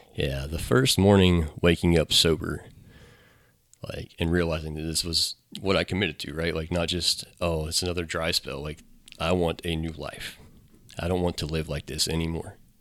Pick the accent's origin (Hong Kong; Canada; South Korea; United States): United States; Newmarket; also born or lived in Middletown / Monroe; Grew up and went to Hillsborough High School and stayed around here